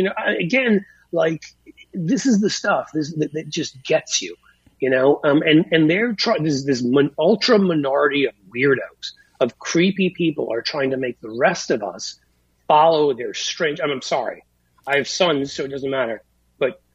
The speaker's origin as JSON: {"language": "English", "region": "New York", "country": "United States", "tie": "born or raised there", "said": "I went to an Episcopalian school for 10 years, growing up in New York"}